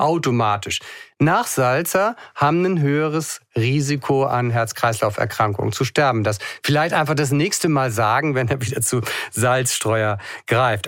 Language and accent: German; Hamburg, Germany; ich auch, ne? als Hamburger